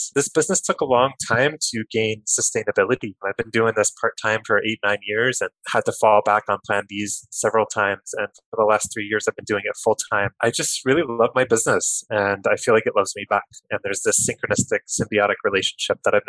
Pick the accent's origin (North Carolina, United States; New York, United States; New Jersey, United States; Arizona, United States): New Jersey, United States; Kearny; I grew up in New Jersey, in Kearny, New Jersey, about 20 minutes from Newark, New Jersey